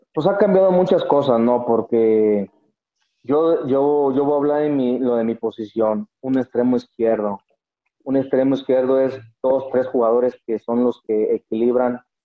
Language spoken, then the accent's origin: Spanish; El Salto, Jalisco, Mexico; Ahí en el Salto, mi pueblo